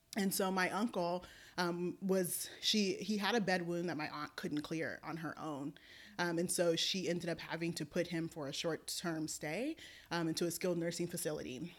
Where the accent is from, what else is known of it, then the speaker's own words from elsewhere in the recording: Oakland, California, United States; also born or lived in Alameda; I was born and raised in Oakland